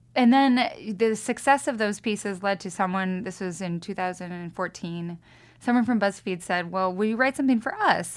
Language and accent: English; Lewiston, Idaho, United States; also born or lived in Austin, Texas; now in Missoula, United States; I grew up in Lewiston